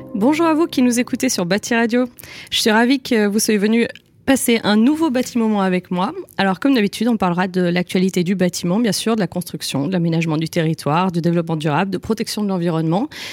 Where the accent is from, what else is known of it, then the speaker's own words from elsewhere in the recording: France; chez nous en France